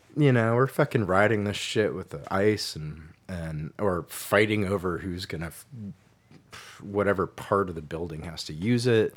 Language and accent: English; Santa Cruz, California, United States; moved away as an adult; also born or lived in Colorado / East Coast / Catskill Mountains, New York; now in San Francisco, United States; I was born in Colorado, but I, uh, grew up in Santa Cruz